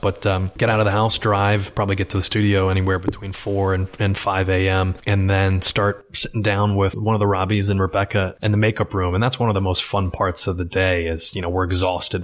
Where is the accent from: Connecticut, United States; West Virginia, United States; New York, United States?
Connecticut, United States; Westport; moved away as an adult; also born or lived in Los Angeles; I grew up in Westport, Connecticut